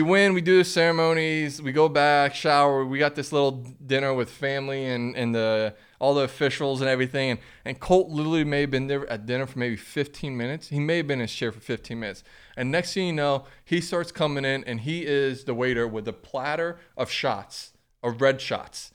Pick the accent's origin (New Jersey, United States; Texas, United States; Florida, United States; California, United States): Florida, United States; Grant; growing up in Grant, Florida